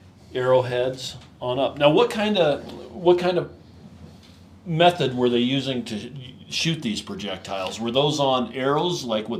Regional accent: Basin, Wyoming, United States; We are from Wyoming, Basin, Wyoming, to be exact.

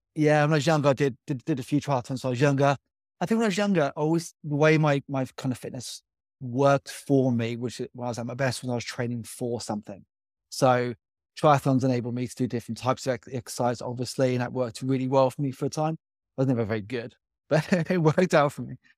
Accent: Byfleet, South East England, United Kingdom; I grew up in Byfleet.

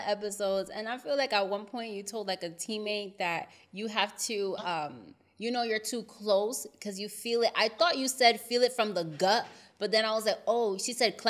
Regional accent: United States; I'm from up north. I'm from New Jersey, New York.

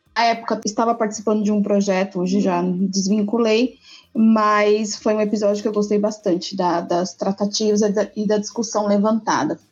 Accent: Bahia, Brazil; now in São Paulo, Brazil; eu sou baiana, natural de uma cidade chamada Satridias, que fica uns 450 quilômetros ao norte de Salvador. Mas atualmente eu resido em Sampa

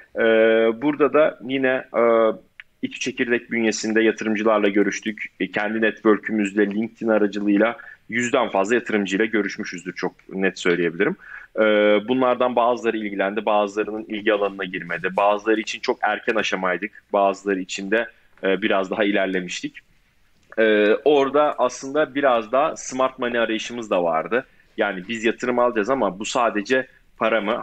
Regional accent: Ankara, Turkey; moved away as an adult; also born or lived in Istanbul / Chicago; 93 Ankara doğumluyum. E, Ankara Koleji'nde okudum orta ve lise öğrenimimi

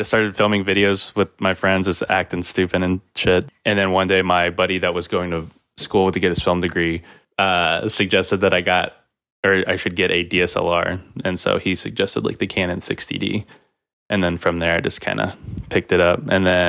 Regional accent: Kansas City, Missouri, United States; I'm from Kansas City, Missouri.

